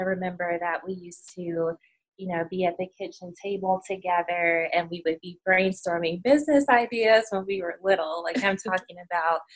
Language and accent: English; Chicago, Illinois, United States; now in Birmingham, United States; right now we're based in Birmingham. We're originally from Chicago